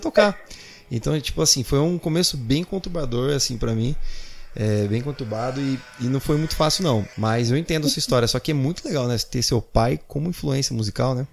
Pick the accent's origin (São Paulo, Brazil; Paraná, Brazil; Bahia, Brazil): Bahia, Brazil; Salvador; moved away; eu passei a minha adolescência em Salvador, na Bahia